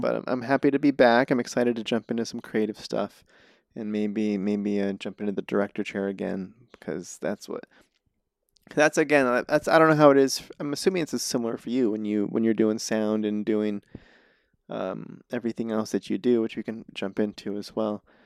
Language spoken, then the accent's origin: English; Reno, Nevada, United States; now in Los Angeles, United States; I'm from Reno